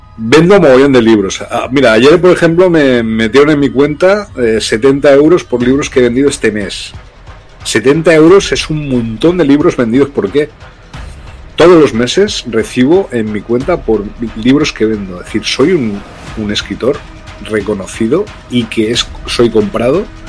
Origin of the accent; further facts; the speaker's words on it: Loja, Andalusia, Spain; moved away as an adult; also born or lived in Brazil; mi pueblo, donde yo nací, en Loja, en Granada, en Andalucía, aquí en España